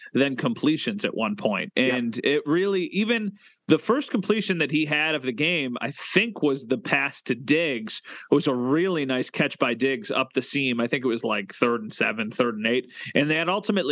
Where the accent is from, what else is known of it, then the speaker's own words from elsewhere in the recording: Western New York, United States; growing up in Western New York